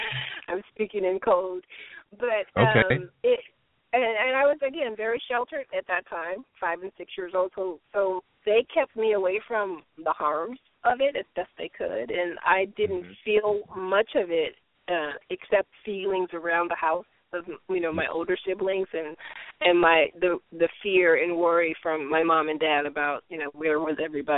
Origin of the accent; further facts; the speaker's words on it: Detroit, Michigan, United States; For me, it was pretty good. I had those experiences that I had that kind of left an impact on me, but for the most part, I had a good childhood.